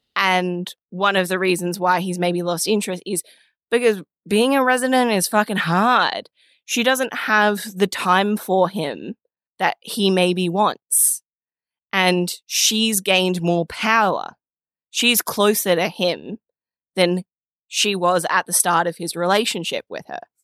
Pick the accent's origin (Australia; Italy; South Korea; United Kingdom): Australia; as an Australian.